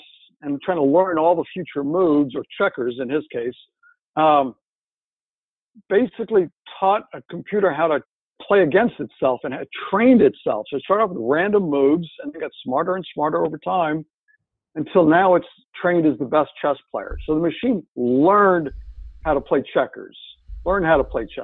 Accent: France; moved away; my hometown in France

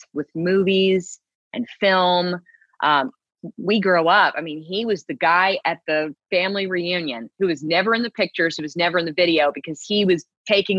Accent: Houston, Texas, United States; moved away; I'm a Texan, born and raised. I was born in Houston

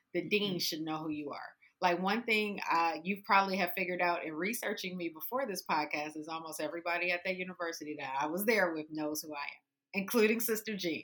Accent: Detroit, Michigan, United States; I grew up on the west side of Detroit on Joy Road in Livernois, and then Seven Mile Evergreen. Like I grew up in the hood, hood of Detroit

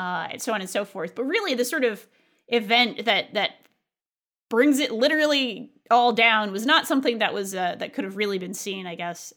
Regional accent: New England, United States; also born or lived in California; growing up in New England, uh, and with all of its maritime traditions

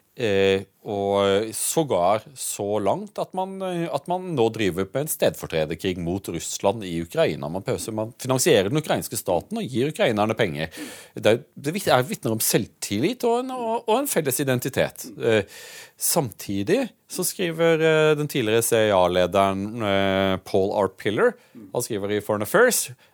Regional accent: Audnedal, Agder, Norway; Jeg kommer jo fra, fra Aunedal, hvor, hvor faren min var legen i bygda

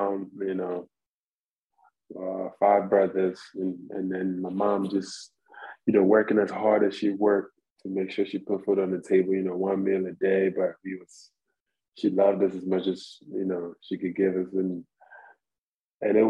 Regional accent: Ghana; moved away; I'm from Africa, I'm from Ghana.

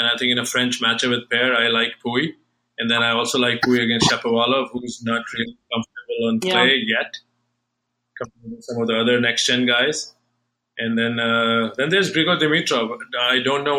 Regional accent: New Delhi, Delhi, India; moved away; I'm from New Delhi

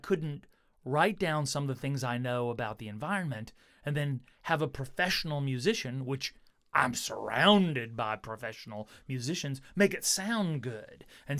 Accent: Alabama, United States; I grew up here in the Shoals, and R&B, that kind of sound, I love.

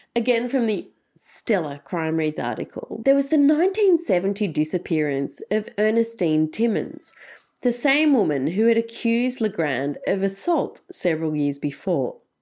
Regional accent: Australia; accent: broad Australian; my broad Australian accent

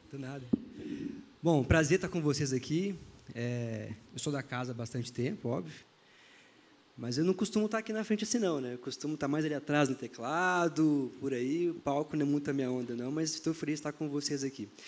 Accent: Belém, Pará, Brazil; É, eu tenho 38 anos, é, Sou de Belém do Pará, já mudei diversas vezes na vida.

